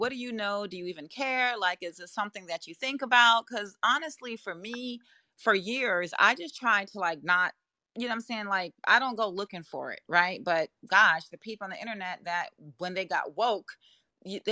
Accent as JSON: {"language": "English", "country": "Jamaica", "accent": "Jamaican", "said": "My Jamaican accent does creep out sometimes"}